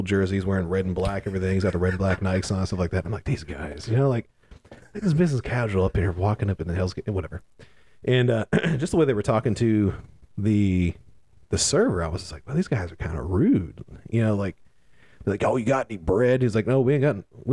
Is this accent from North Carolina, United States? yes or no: yes; Charlotte, North Carolina, United States; I said, Charlotte, North Carolina